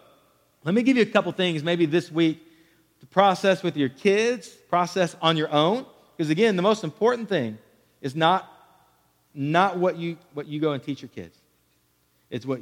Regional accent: Killeen, Texas, United States; growing up in Killeen, Texas

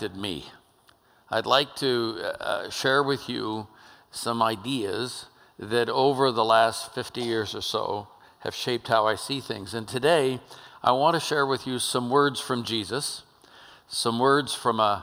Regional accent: Oakland, California, United States; I'm a kid from East Oakland, California

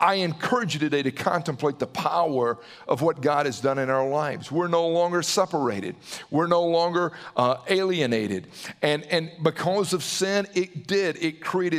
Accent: Southern, United States; accent: Southern; with my Southern accent

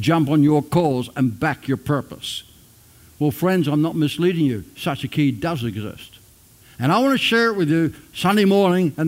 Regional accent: Ireland; now in Australia; I'm an Australian, but I'm not an Australian. I'm born in Ireland. That makes me an Irish Australian

